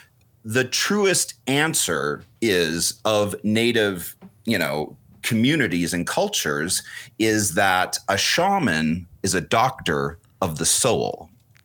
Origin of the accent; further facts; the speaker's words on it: just outside of Vancouver, British Columbia, Canada; I was raised just outside of Vancouver, British Columbia